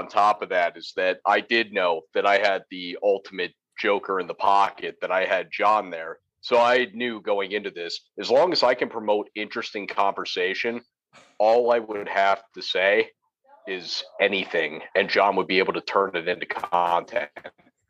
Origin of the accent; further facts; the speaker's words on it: the South, United States; accent: Southern; So, I grew up in the South and had a Southern family, and I grew up with slightly a Southern accent.